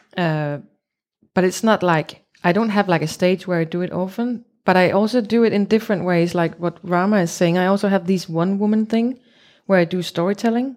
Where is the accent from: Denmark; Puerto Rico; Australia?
Denmark; Copenhagen, Capital Region of Denmark; English is a second language; I'm from Copenhagen in Denmark.